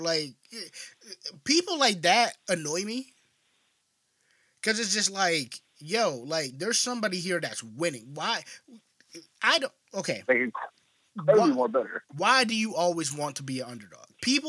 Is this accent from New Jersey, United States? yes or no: no; Buffalo, New York, United States; we were raised in Buffalo.